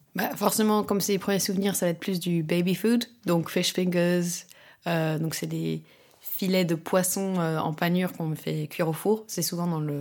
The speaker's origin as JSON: {"language": "French", "country": "France", "tie": "born or raised there", "also_born_or_lived": "London / Barcelona / Croatia", "lives_now": "Paris, France", "said": "j'ai grandi en France"}